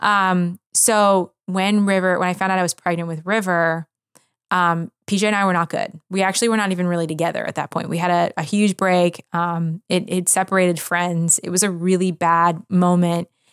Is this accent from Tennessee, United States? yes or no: no; Philadelphia, Pennsylvania, United States; moved away; I grew up in Philadelphia, w, around so much culture